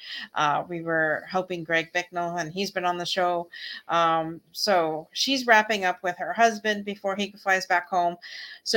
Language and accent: English; Canada; we're from Canada